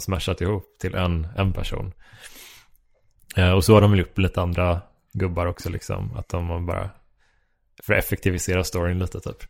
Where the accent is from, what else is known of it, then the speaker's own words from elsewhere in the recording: Horred, Västra Götaland, Sweden; moved away; also born or lived in Kungsbacka / Gothenburg; från Horred där jag växte upp